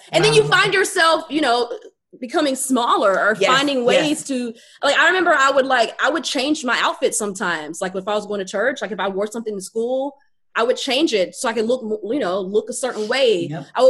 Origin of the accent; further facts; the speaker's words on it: North Carolina, United States; North Carolina.